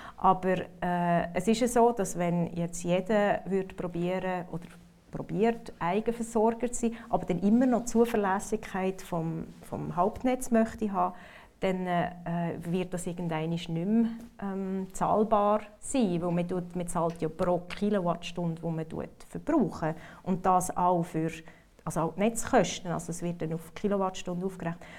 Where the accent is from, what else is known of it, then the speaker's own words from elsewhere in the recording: Switzerland; moved away; also born or lived in North America; als Schweizer